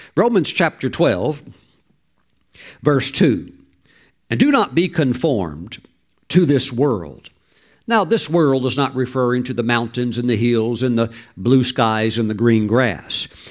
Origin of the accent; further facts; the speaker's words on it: Mississippi, United States; I grew up in Mississippi